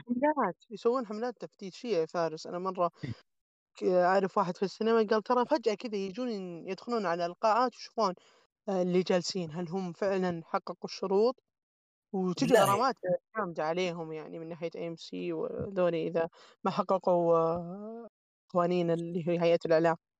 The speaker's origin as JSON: {"language": "Arabic", "country": "Saudi Arabia", "said": "عندنا في السعوديه هنا"}